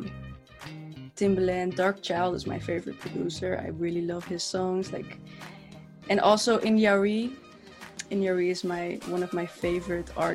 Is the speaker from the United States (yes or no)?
no; Netherlands; English is a second language; I'm from the Netherlands, I'm Dutch, my English is not like, but you know, try